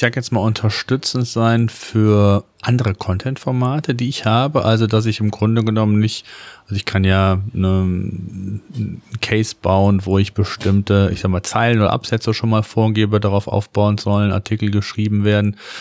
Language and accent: German; Germany; bei uns in Deutschland